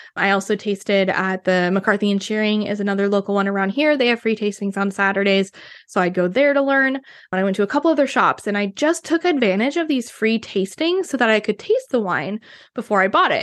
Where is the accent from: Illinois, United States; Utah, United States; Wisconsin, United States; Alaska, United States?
Wisconsin, United States; moved away as an adult; now in Seattle, United States; growing up in Wisconsin